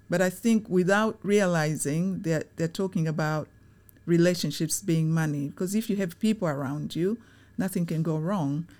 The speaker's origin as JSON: {"language": "English", "country": "Tanzania", "tie": "born or raised there", "moved": "yes", "lives_now": "United Kingdom", "said": "I was born in Tanzania during the time when it was very positive"}